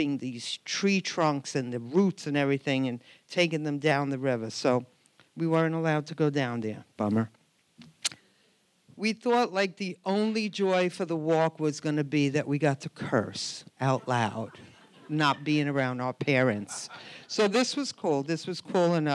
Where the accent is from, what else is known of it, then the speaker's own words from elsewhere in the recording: New York City, New York, United States; I grew up in Brooklyn